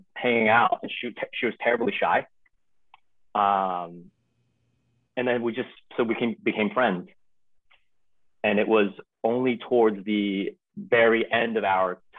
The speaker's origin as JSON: {"language": "English", "town": "Arcadia", "region": "California", "country": "United States", "tie": "born or raised there", "also_born_or_lived": "Taiwan", "said": "I'm from Arcadia, California"}